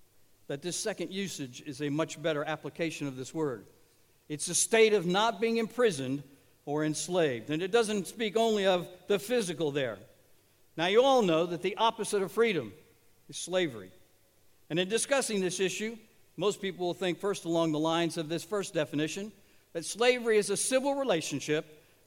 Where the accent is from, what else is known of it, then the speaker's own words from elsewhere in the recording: Massachusetts, United States; my home state of Massachusetts